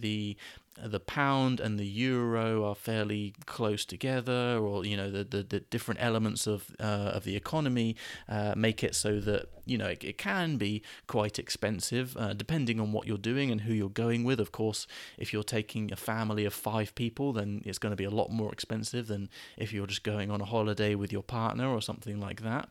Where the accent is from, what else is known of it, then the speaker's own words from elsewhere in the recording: United Kingdom; British people